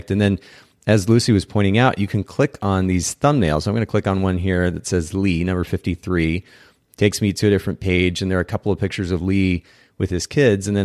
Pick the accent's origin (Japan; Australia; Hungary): Japan; because I actually grew up in a foreign country. I grew up in Japan, spent about ten years